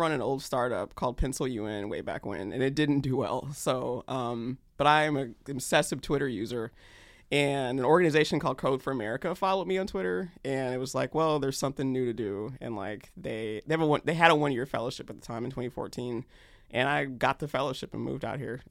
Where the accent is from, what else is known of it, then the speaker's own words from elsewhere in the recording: North Carolina, United States; also born or lived in Georgia / Germany / Kentucky; I did not. I actually was a military brat. So I was born in Georgia and then finished high school in North Carolina. But in between, lived in Germany, Fort Knox, Kentucky, North Carolina again.